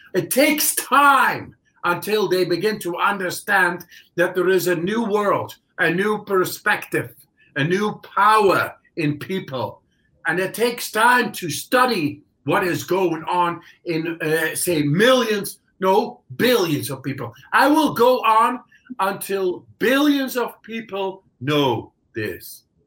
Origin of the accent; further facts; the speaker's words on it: Netherlands; English is a second language; moved away as an adult; now in Poland; I come from the Netherlands